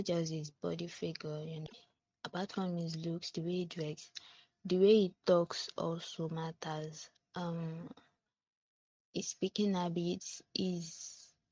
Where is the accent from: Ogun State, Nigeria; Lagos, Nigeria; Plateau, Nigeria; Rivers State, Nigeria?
Ogun State, Nigeria; I'm from Ogun State